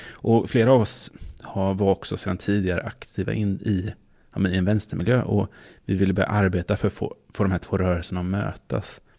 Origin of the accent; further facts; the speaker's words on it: Småland, Sweden; som är från Småland